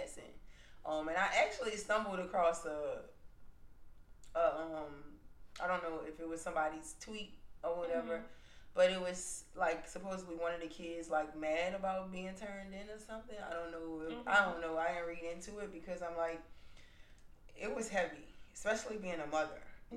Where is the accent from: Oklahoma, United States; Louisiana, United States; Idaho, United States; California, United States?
Louisiana, United States; Aurora; I'm from Aurora